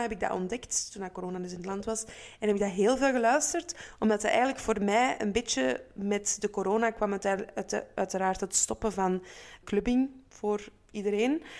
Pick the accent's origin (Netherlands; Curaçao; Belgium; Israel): Belgium; Antwerp, Flanders; Waar ik dus vandaan kom